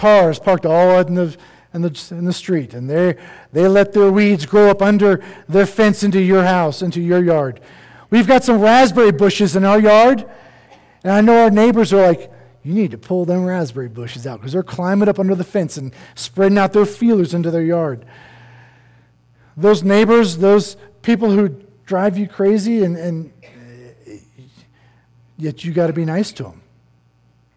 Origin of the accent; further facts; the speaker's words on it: East Coast, United States; now in Colorado, United States; I'm not one. I grew up on the East Coast. I was a beach bum.